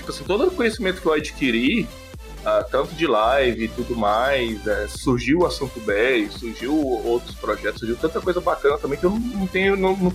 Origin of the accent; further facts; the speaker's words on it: Pará, Brazil; also born or lived in Brasília; em Brasília, fui criado no Pará